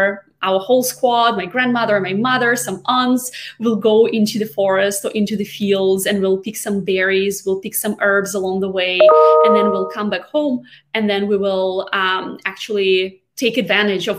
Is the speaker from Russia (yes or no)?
yes; Siberia, Russia; moved away as an adult; now in United States; I'm actually from Siberia